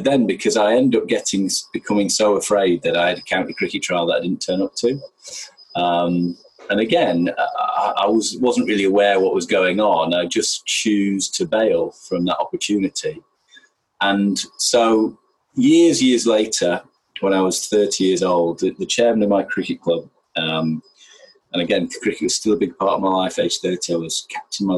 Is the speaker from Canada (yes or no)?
no; Yorkshire and the Humber, United Kingdom; I grew up in Yorkshire